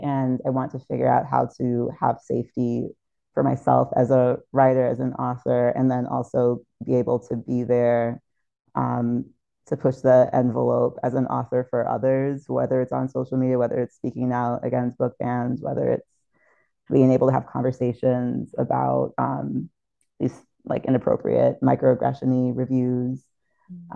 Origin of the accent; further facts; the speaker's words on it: St. Thomas, U.S. Virgin Islands; growing up in St. Thomas in the U.S. Virgin Islands